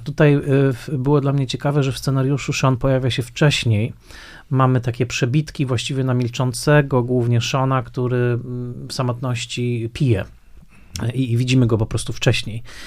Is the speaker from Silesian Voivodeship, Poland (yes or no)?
yes; Tarnowskie Góry, Silesian Voivodeship, Poland; pamiętam, że częścią mojej historii życiowej na pewno było to, że mm, bardzo starałem się nie mówić gwarą, prawda? dorastając y, w Tanowskich Górach